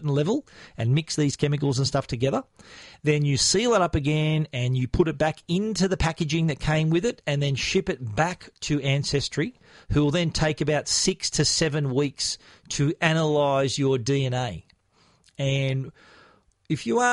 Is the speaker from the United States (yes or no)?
no; Australia; I was born in Australia, but essentially I have a Maltese background.